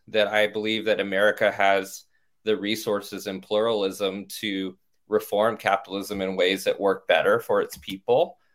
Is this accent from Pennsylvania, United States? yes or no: no; Orange County, California, United States; also born or lived in Stanford, California; now in Washington, D.C., United States; I grew up in Orange County, California, a white affluent suburb